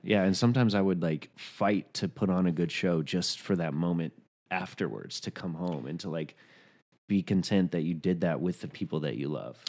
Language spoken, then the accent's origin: English; Chattanooga, Tennessee, United States; accent: Southern; moved away; I was a biracial kid growing up in Chattanooga, Tennessee